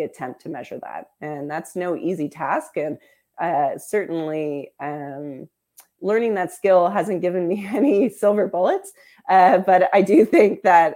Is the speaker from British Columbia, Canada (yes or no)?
no; Windsor, Ontario, Canada; growing up in Windsor, your pride as a Canadian is a special thing, right? You feel a little bit international because you grew up on the border.